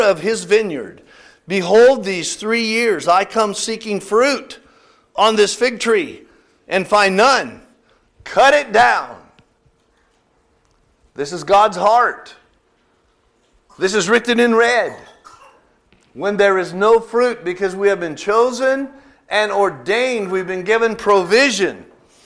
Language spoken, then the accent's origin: English; California, United States; moved away; I'm from California. I remember that Hanford sandy loam out there